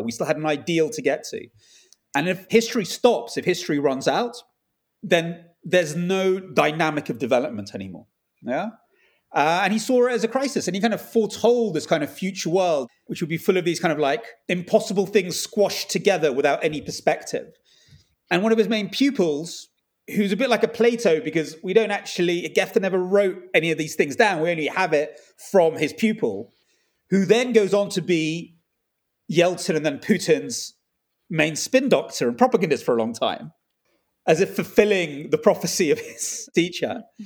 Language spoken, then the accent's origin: English; England, United Kingdom; I was brought up in England